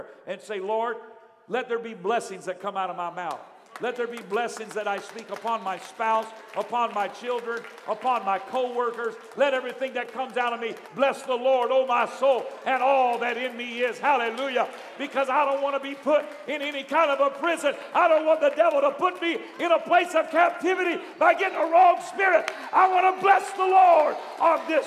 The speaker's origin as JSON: {"language": "English", "country": "United States", "tie": "born or raised there", "said": "I was born in the United States of America"}